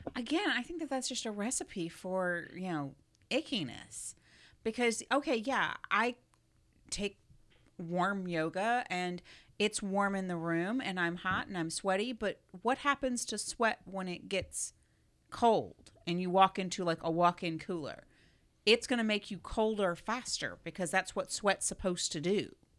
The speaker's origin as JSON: {"language": "English", "region": "South Florida", "country": "United States", "tie": "born or raised there", "said": "growing up in South Florida"}